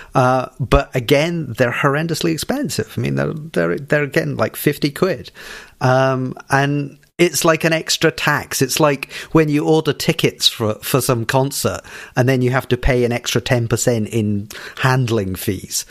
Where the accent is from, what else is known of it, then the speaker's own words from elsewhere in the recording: Scotland, United Kingdom; I'm stereotypically Scottish